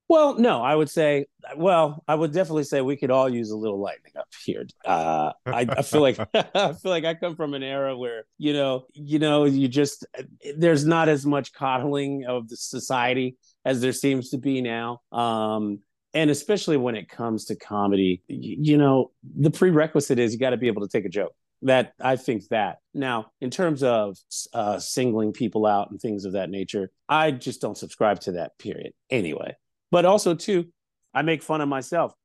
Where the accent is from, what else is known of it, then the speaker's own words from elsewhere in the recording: Lewes, Delaware, United States; moved away; I'm originally from small town Louis, Delaware